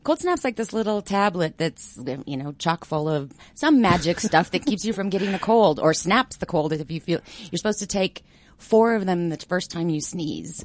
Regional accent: Denver, Colorado, United States; also born or lived in Greenwood Village; I'm a Denver native.

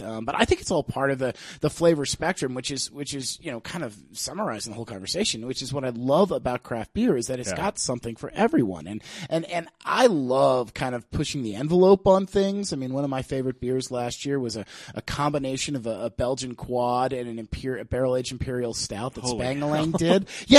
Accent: Annapolis, Maryland, United States; No, I'm originally from Annapolis, Maryland. Okay. I grew up there

